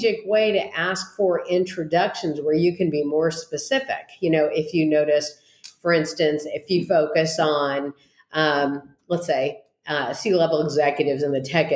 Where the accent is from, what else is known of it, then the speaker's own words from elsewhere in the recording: East Bay, San Francisco Bay Area, California, United States; I hail from the East Bay and the San Francisco Bay Area